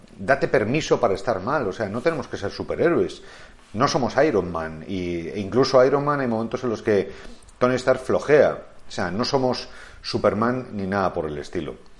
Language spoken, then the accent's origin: Spanish; Madrid, Community of Madrid, Spain; soy madrileño y hablo catalán